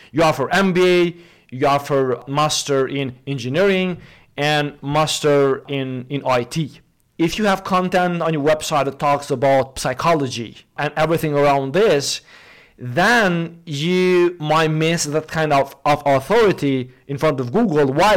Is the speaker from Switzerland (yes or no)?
no; Kosovo; I come from from Kosovo, uh, Southeastern Europe